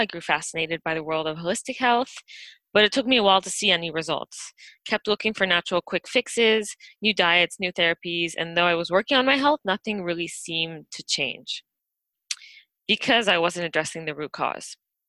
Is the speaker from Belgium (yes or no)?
yes; Belgium; born there; also born or lived in California / Vancouver; I was born in Belgium, spent most of my life moving back and forth between North America and Europe.